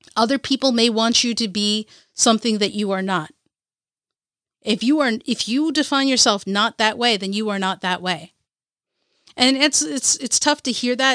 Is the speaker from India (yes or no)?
yes; Kerala, India; As an Indian, as a Muley Alley from Ca, from Kerala, India